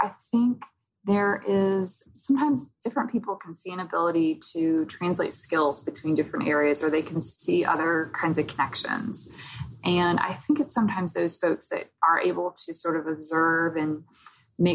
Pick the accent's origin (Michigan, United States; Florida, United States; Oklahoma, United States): Oklahoma, United States; moved away; also born or lived in New York; I grew up in Oklahoma, so I think I had the more sort of Southern friendly vibe